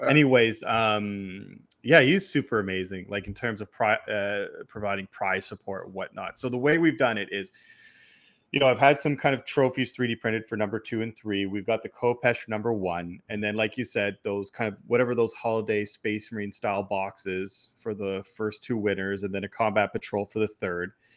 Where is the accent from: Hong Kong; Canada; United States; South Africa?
Canada; Quebec; I was born in Quebec